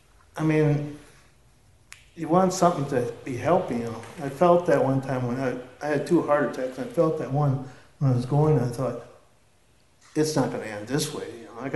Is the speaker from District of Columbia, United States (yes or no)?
no; South Dakota, United States; I'm from South Dakota